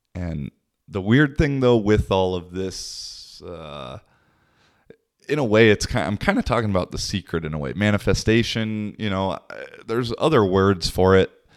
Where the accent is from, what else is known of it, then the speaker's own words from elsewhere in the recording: Seattle, Washington, United States; moved away as an adult; also born or lived in Portugal / Spain / Poland / Czech Republic; now in Kuopio, Finland; I'm originally from Seattle, but I've lived in Europe the last six years or so.